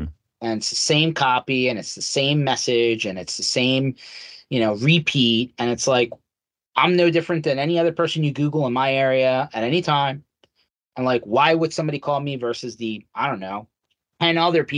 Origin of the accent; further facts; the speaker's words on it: Philadelphia, Pennsylvania, United States; So I was born and raised here in Philadelphia, Philly Metro. My parents immigrated into the country.